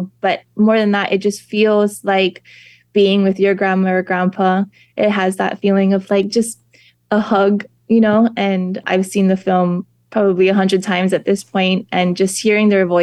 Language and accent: English; Ka'u, Hawaii Island, United States; also born or lived in Waimea, Hawaii; Hawaii Island, which is my island. I grew up in Kau